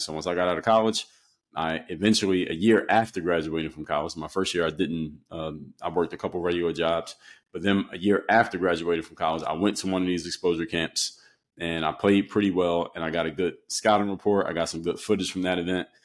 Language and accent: English; Philadelphia, Pennsylvania, United States; where I come from, and I'm from Philadelphia, PA. So when you come from the city, especially the East Coast in the era that I came from, everybody plays basketball